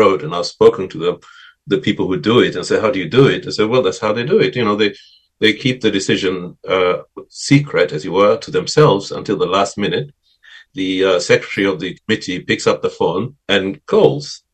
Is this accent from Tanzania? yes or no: yes; Zanzibar, Tanzania; where I grew up in Zanzibar